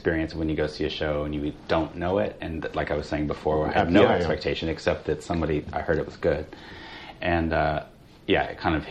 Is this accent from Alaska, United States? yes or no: no; Fayetteville, Arkansas, United States; moved away; I grew up in Fayetteville, Arkansas